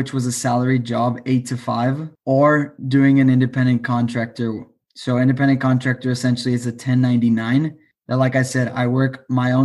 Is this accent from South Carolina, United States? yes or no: no; El Paso, Texas, United States; also born or lived in Austin, Texas; I am from El Paso, Texas. I moved to Austin when I was 19